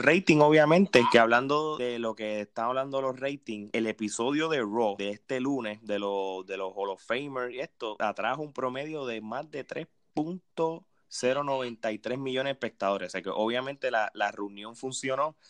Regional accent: Puerto Rico; moved away; como puertorriqueños que somos, aunque vivamos en la diáspora, como este Gerardo, Eric y yo

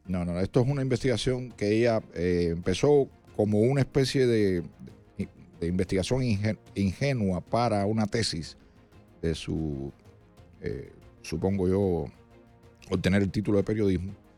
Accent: Cuba; now in United States; yo me siento cubano y americano al mismo tiempo

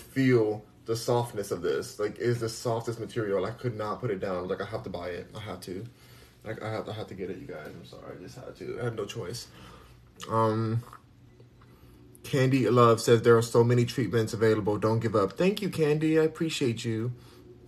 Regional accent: Los Angeles, California, United States; moved away; I'm from Los Angeles.

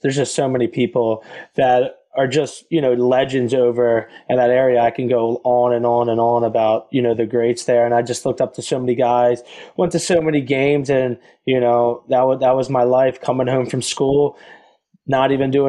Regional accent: Philadelphia, Pennsylvania, United States; I grew up in Philadelphia.

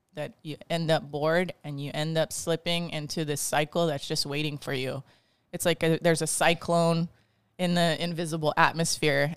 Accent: Bridgewood, Kauai, Hawaii, United States; I grew up in Bridgewood, and growing up in Bridgewood back, you know, a long time ago, I'm forty-two now, I was five when I lived there

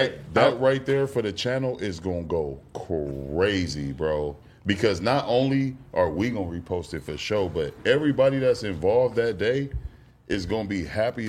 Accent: Compton, California, United States; I'm like, yeah, bro, I'm from Compton.

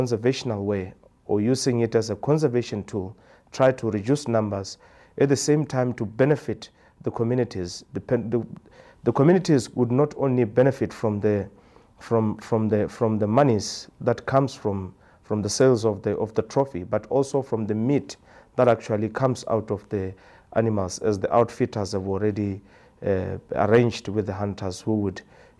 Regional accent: Maun, North-West District, Botswana; I'm from Botswana. A village called Maun. That's where I live.

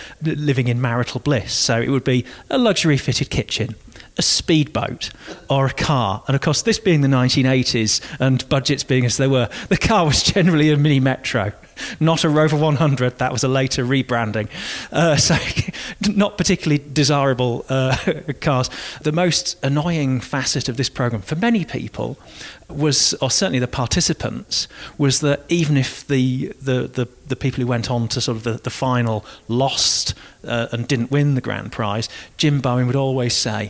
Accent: Hull, Yorkshire and the Humber, United Kingdom; moved away; I left my hometown of Hull many years ago

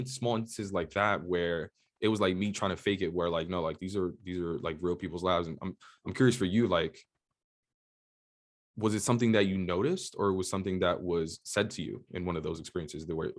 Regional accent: New York City, New York, United States; also born or lived in Boston; I grew up in New York City, and you know, growing up in the projects in, you know, low income family

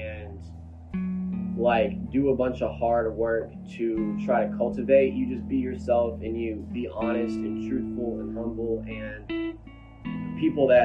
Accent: Mobile, Alabama, United States; moved away as an adult; now in Hattiesburg, United States; So I'm from Mobile, Alabama. I'm from a little bit south of Mobile. It's Fedor, which is still kind of part of Mobile, but it's like more of a subsection. And I grew up there my whole life

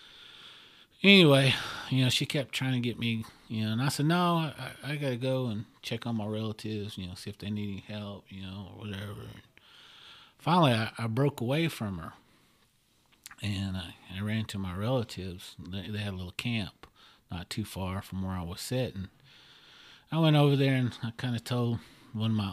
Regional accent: Oklahoma, United States; I'm from Oklahoma

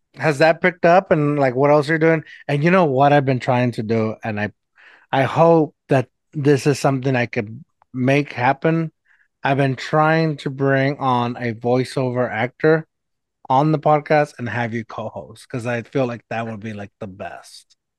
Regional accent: Mexico; accent: Mexican; my Mexican accent

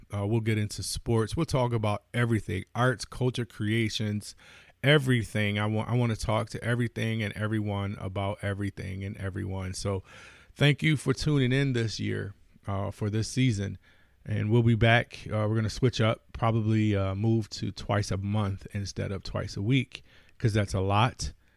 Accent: Buffalo, New York, United States; my hometown, I wanna shout out, you know, Buffalo holding me down.

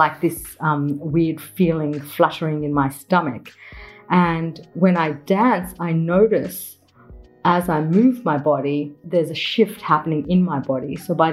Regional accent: Melbourne, Victoria, Australia; also born or lived in Mumbai, India; In Carlton, I was surrounded by the Italian community. So there was a lot of Italians that went to my primary school

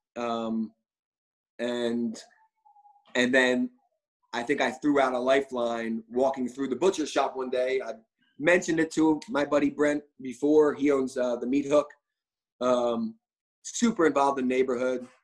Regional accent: Philadelphia, Pennsylvania, United States; moved away as an adult; also born or lived in New York; now in Sarasota, Florida, United States; I'm originally from Philadelphia, but uh, I've been living in New York now for 17 years.

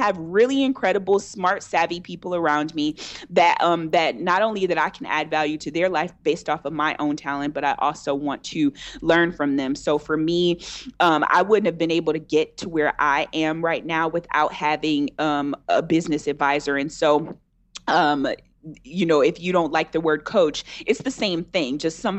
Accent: Detroit, Michigan, United States; also born or lived in Texas / Georgia; I grew up in Michigan is where I'm from. So I'm from Detroit, and I grew up in Michigan in different parts, in Texas and in Georgia.

